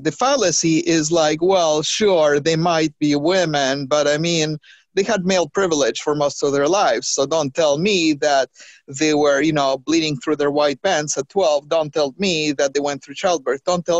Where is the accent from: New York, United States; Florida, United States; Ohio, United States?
New York, United States; a brown girl growing up in the Heights in New York